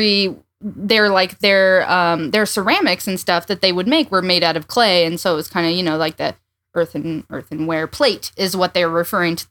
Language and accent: English; southwest Iowa, United States; I grew up in the Southwest